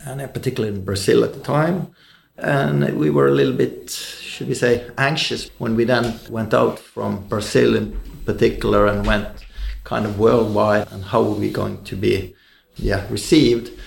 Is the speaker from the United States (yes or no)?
no; Bergen, Vestland, Norway; growing up in, in Bergen, Norway